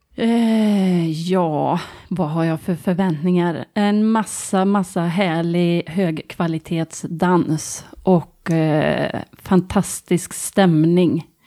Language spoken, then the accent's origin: Swedish; Tidaholm, Västra Götaland, Sweden; also born or lived in Gothenburg; jag flyttar hem till Tidaholm